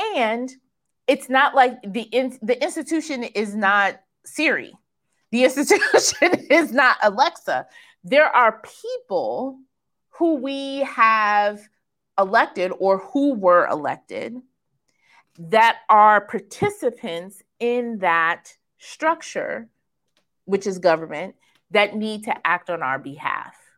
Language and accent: English; Kansas, United States; I was born in Kansas